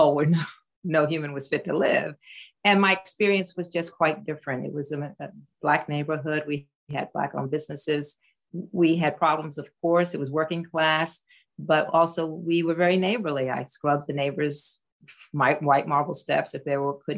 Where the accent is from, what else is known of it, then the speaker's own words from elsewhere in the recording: Baltimore, Maryland, United States; moved away as an adult; also born or lived in New York / Tucson; I am the youngest of five children growing up in Baltimore, Maryland